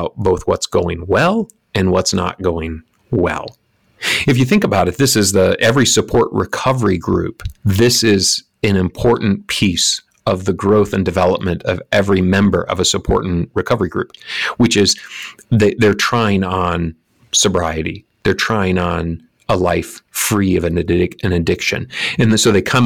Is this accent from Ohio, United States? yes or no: no; Lansing, Michigan, United States; all around Lansing, Michigan, my hometown.